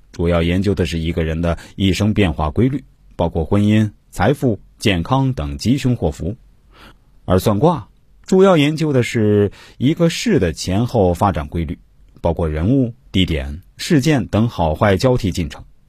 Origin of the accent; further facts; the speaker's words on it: China; 我们中国人